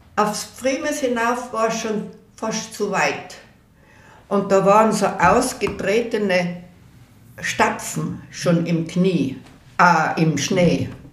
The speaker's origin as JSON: {"language": "German", "town": "Innsbruck", "region": "Tyrol", "country": "Austria", "tie": "born or raised there", "said": "Und dann sind wir aufgewachsen in der Höttingerau 24"}